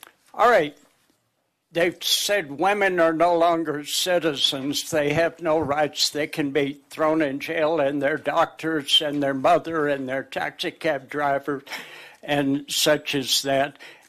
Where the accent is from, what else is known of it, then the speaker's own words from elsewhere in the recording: Fort Smith, Arkansas, United States; now in Longmont, United States; my hometown in Fort Smith, Arkansas